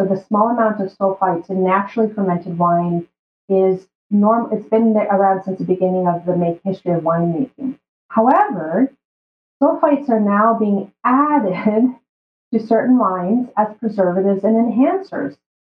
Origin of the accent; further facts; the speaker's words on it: Brazil; now in Canada; And I remember when we moved from Brazil to Canada, it was like a status symbol to go from eating the whole foods to having these ultra-processed foods in our shelves.